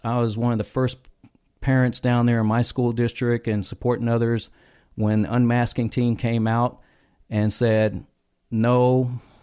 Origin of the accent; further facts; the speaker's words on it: North Texas, United States; I grew up in North Texas